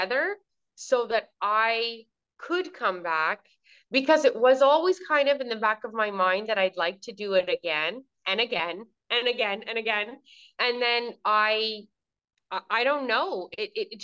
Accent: Southern Ontario, Canada; moved away as an adult; now in Kuwait; And I am also from Southern Ontario, but now I live in Kuwait.

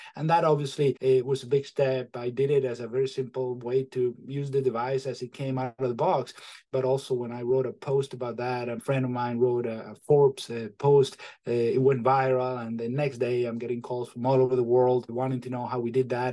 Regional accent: Venezuela; moved away as an adult; also born or lived in Michigan / Maine; now in New Hampshire, United States; I am originally from Venezuela

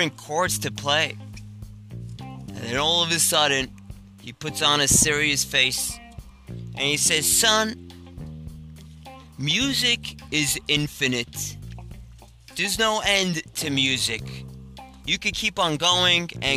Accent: New York, United States; I'm from New York.

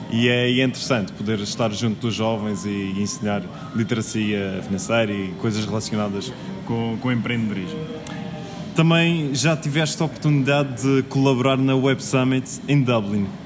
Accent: Madeira, Portugal; sou madeirense, sou madeirense.

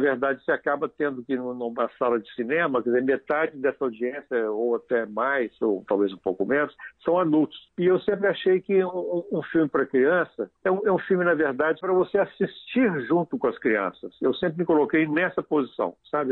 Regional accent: Belo Horizonte, Minas Gerais, Brazil; also born or lived in Divinópolis / Peçanha; eu me considero mais um, um, um cidadão de Belo Horizonte, sabe, onde eu cresci, já na minha infância aqui, passei toda, toda a infância e adolescência aqui

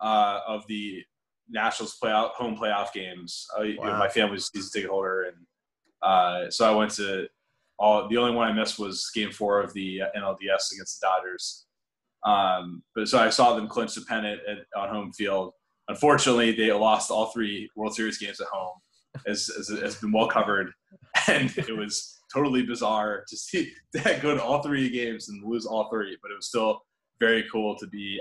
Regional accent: Washington, United States; I grew up in the Washington area

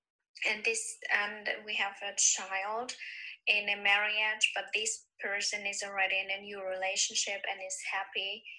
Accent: Germany; I'm from Germany.

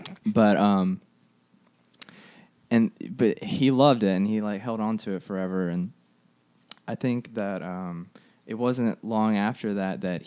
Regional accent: Jackson area, Mississippi, United States; I grew up in the Jackson area, about 20 minutes south of Jackson

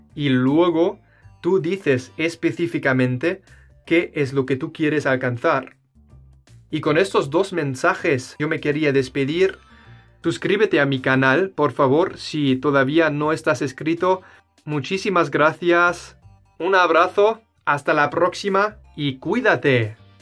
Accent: Germany; Spanish is a second language; Yo, siendo un alemán

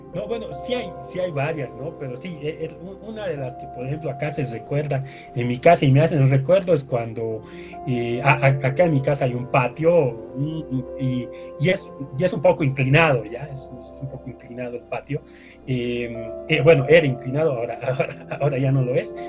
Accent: La Paz, Bolivia; yo siempre he vivido en La Paz, eh, eh, he nacido acá, en, en, La Paz, Bolivia.

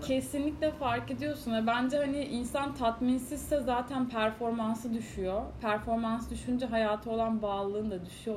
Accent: Istanbul, Turkey; also born or lived in New York / London; Kadıköy çocuğum yani

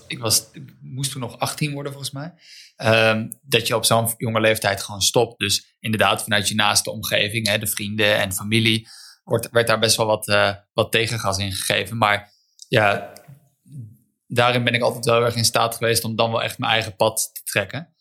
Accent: Netherlands; Eh, ik ben in Wijk opgegroeid

